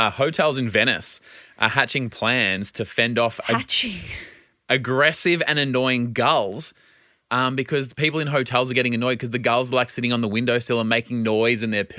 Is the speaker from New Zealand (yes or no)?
no; Australia; as an Australian